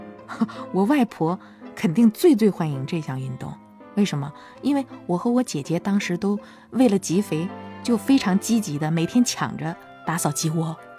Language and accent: Chinese; Hangzhou, Zhejiang, China; 是杭州人，今年已经快五十了。我从小啊，是在一个叫芙蓉池巷的地方长大的